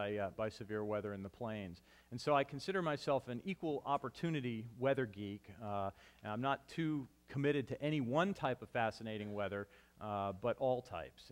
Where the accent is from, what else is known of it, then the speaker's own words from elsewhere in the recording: Vermont, United States; moved away; I grew up in Vermont, where I actually fell in love with the weather because of snowstorms